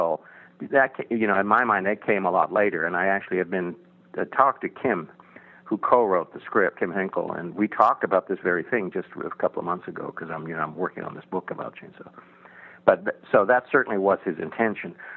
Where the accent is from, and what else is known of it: Texas, United States; born or raised there; moved away as an adult; also born or lived in Iceland